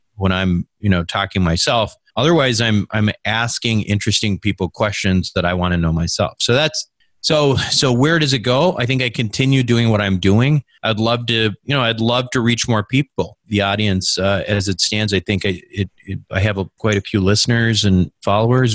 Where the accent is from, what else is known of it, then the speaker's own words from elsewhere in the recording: Minnesota, United States; moved away as an adult; also born or lived in Michigan / San Francisco / Chicago; born and raised in Minnesota